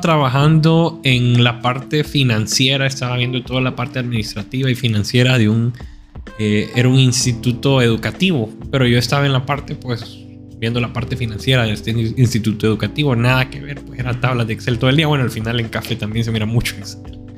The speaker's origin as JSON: {"language": "Spanish", "country": "Honduras", "said": "yo siendo hondureño"}